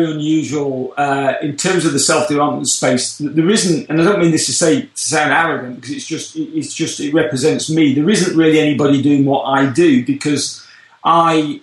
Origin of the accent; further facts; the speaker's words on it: United Kingdom; moved away as an adult; now in Orlando, United States; we can tell from my accent I come from a little bit further away over the pond from the UK originally